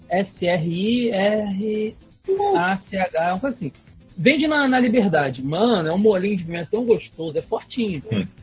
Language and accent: Portuguese; Bahia, Brazil; Eu sou, sou neto, sou, sou baiano.